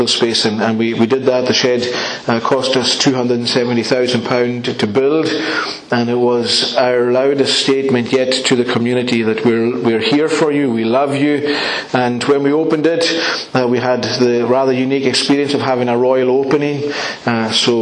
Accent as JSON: {"language": "English", "town": "Stornoway", "region": "Scotland", "country": "United Kingdom", "tie": "born or raised there", "said": "I'm from Lewis. I'm a Stornoway boy, and I definitely see it as one of God's great kindnesses to me that I get to minister in my own hometown"}